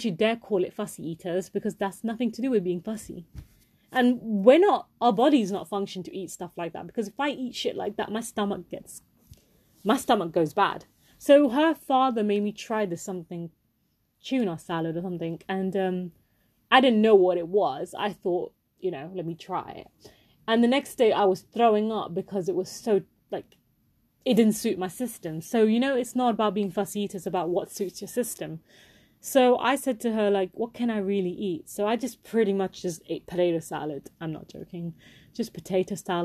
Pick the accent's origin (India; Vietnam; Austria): India; I am Indian